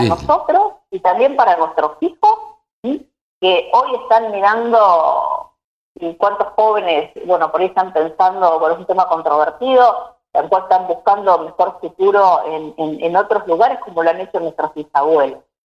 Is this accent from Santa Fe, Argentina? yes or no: yes; Bigand, Santa Fe, Argentina; now in Junín, Argentina; nací en Vigán, un pueblo, digamos, que corre por las venas el espíritu cooperativo